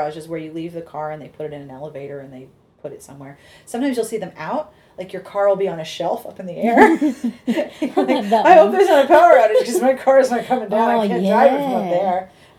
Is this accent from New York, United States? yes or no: no; Pittsburgh, Pennsylvania, United States; moved away as an adult; now in Sydney, Australia; the same cars that I grew up with in Pittsburgh when we had trolley tracks.